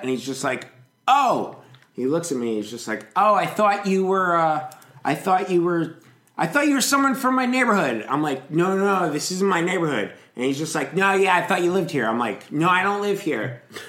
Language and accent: English; Rhinebeck, New York, United States; now in Manhattan, United States; I grew up in Rhinebeck. This is all like upstate New York shit.